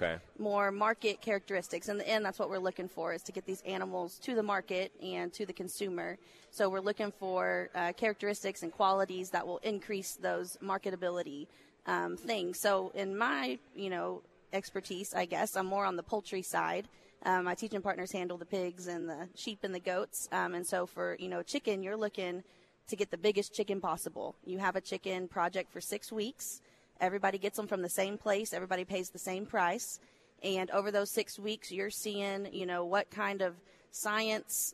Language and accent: English; Riesel, Texas, United States; I grew up in Riesel, just down the road in McLennan County